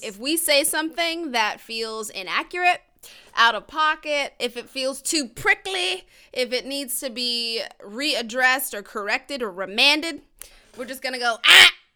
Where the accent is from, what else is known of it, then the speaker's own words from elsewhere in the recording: Georgia, United States; we're both from Georgia